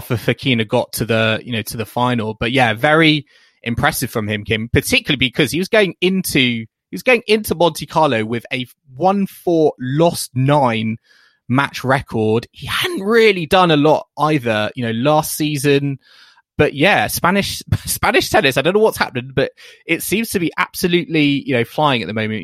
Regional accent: United Kingdom; as a British tennis fan

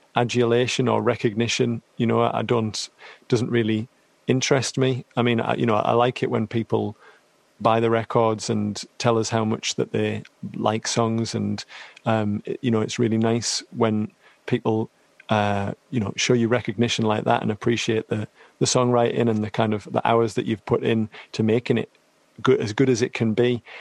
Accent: Teesside, North East England, United Kingdom; I'm from Teesside

